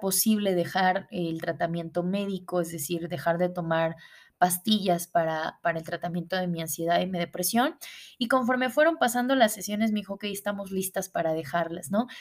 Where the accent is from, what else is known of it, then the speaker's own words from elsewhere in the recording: Puebla, Mexico; moved away as an adult; now in Mexicali, Mexico; regreso a mi ciudad natal, a la ciudad de Puebla.